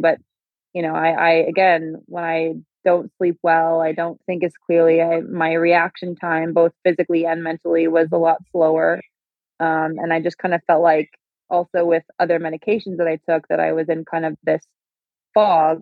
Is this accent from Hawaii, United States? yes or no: no; Minnesota, United States; I am from Minnesota